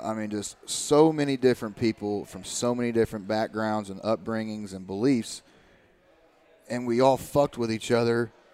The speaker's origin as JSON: {"language": "English", "region": "Eastern Kentucky", "country": "United States", "tie": "born or raised there", "said": "my hometown and everything like that and uh, I was like literally you go back to Eastern Kentucky"}